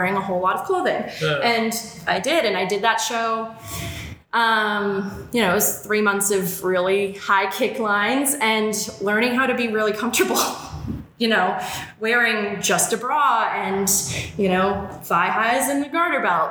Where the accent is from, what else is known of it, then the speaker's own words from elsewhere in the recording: Worcester, Massachusetts, United States; Worcester because this is my hometown